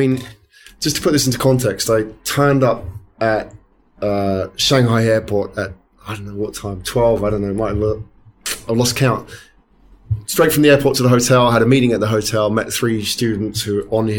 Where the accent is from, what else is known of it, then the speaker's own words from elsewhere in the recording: United Kingdom; when I first went to Silicon Valley, I thought it's because I'm British.